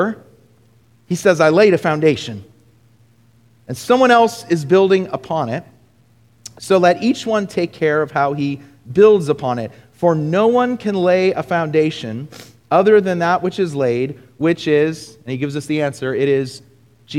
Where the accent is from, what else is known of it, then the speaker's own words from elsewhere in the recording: Southern California, United States; moved away; I'm from Southern California originally